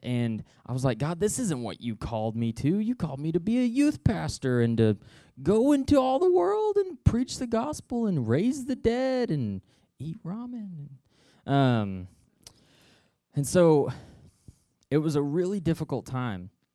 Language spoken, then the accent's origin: English; Noel, Missouri, United States; I grew up in Nole, Missouri